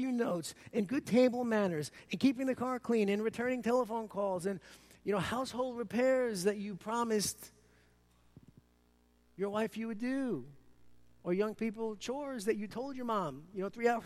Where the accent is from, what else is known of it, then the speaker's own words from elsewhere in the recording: New York City, New York, United States; accent: Brooklynese; by my Brooklynese accent, I'm from New York City